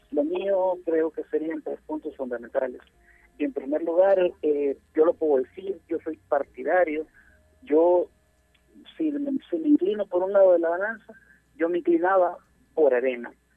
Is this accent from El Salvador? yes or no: yes; El Salvador; yo como arenero y como salvadoreño